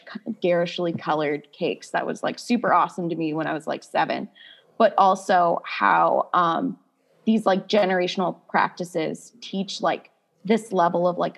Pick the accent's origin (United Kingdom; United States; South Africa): United States; Midwest; like growing up in the Midwest